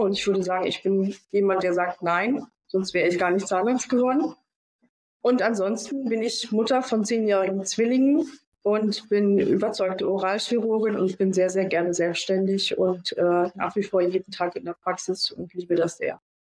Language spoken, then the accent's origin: German; Rostock, Mecklenburg-Vorpommern, Germany; also born or lived in Stuttgart; ich bin tatsächlich gebürtigerin äh, Rostockerin. Ja, ich komme von hier. War lange Zeit weg.